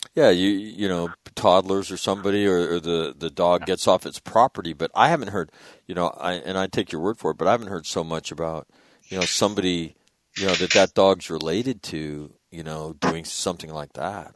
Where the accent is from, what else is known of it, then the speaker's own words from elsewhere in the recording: Sacramento, California, United States; where I grew up in Sacramento